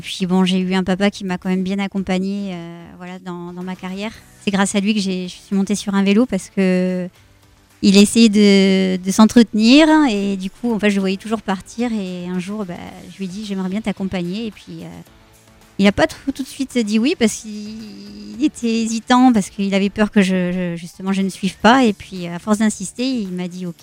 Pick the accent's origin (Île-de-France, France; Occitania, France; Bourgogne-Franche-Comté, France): Bourgogne-Franche-Comté, France; Sens; moved away; also born or lived in Périgueux, Dordogne; Je suis née à Sens dans Lyon